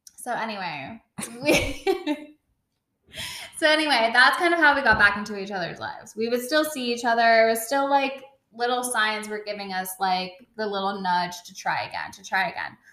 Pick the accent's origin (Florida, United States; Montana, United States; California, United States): California, United States; now in Brooklyn, United States; I'm from California